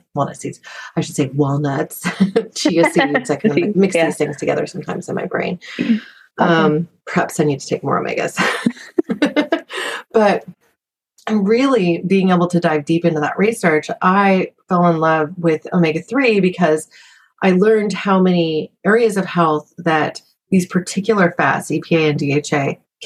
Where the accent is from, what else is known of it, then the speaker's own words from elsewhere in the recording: Southern Oregon, United States; moved away; also born or lived in Silicon Valley; I was a little hippie kid growing up in Southern Oregon that came to Silicon Valley